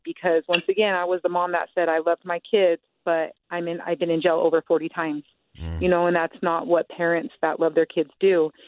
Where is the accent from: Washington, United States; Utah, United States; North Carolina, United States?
Utah, United States; Salt Lake City; I grew up in Salt Lake City. Um, I am 35 years old, and I was raised around South Salt Lake